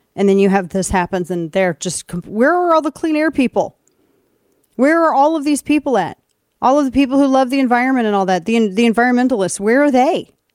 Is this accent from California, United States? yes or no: no; St. Louis, Missouri, United States; moved away; my hometown in Saint Louis